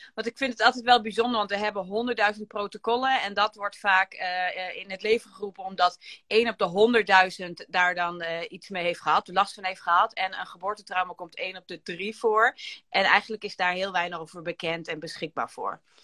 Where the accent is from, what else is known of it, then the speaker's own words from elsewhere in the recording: Gramsbergen, Overijssel, Netherlands; Ik kom uit Gramsbergen